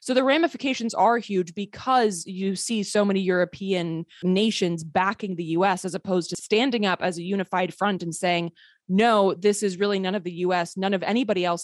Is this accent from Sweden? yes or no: yes; Sweden; I grew up partially in Sweden. I'm a, a, Swedish citizen.